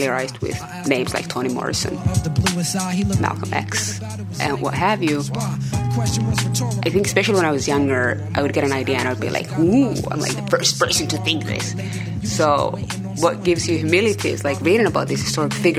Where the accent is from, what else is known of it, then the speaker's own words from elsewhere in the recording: Helsinki, Uusimaa, Finland; first language Somali; English is a second language; also born or lived in Somalia; I live in Helsinki, Finland, and my family moved here in the 1990s from Somalia. So ethnically Somali, and I speak Somali as my first language. I spent a lot of time growing up here